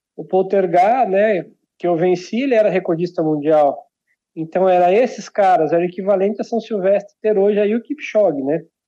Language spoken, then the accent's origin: Portuguese; Santo Antônio do Sudoeste, Paraná, Brazil; eu nasci numa cidade chamada Santo Antônio do Sudoeste, fica perto de Barracão, de Unidos Cerqueira, lá no extremo oeste